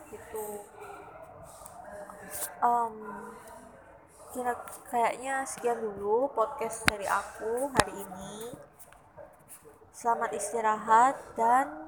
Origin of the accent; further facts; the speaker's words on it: Surabaya, East Java, Indonesia; karena aku dari Surabaya jadi aku milih